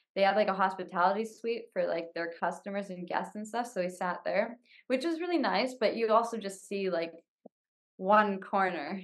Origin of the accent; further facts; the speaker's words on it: Canada; being Canadian